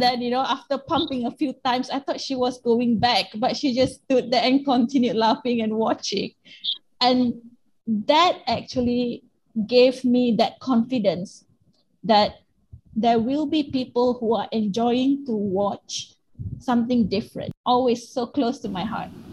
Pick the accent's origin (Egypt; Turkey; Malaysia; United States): Malaysia; Penang; moved away as an adult; also born or lived in Kuala Lumpur; I've come back from Kuala Lumpur back to Penang, my hometown, in 2017.